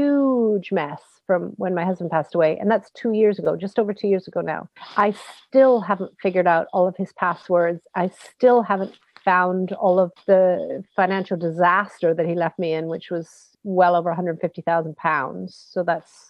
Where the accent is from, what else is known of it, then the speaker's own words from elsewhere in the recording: West Coast of Canada, Canada; We're from the West Coast.